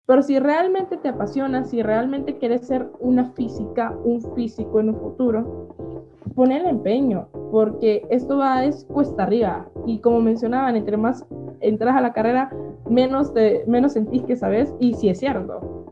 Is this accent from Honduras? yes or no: yes; El Paraíso, Honduras; Nací en un pequeño pueblo aquí de Honduras, un pueblo cafetalero llamado El Paraíso